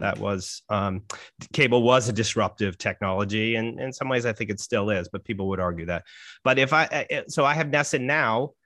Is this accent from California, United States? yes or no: no; Saugus, Massachusetts, United States; Jared and I share a hometown. We're both from Saugus, Massachusetts.